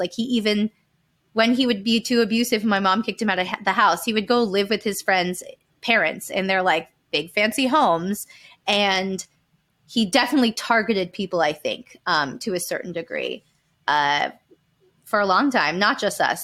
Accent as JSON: {"language": "English", "town": "Calabasas", "region": "California", "country": "United States", "tie": "born or raised there", "said": "We grew up in Calabasas, California, like, land of Car-, the Kardashians."}